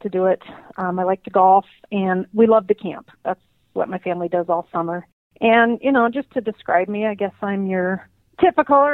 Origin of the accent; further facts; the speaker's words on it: Helena, Montana, United States; now in Bozeman, United States; So I grew up in Helena, Montana, and I currently live in Bozeman, Montana